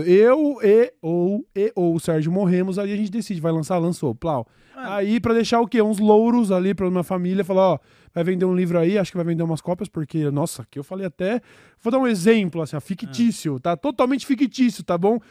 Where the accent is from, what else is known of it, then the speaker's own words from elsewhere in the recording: São Paulo, Brazil; nós somos o o grande centro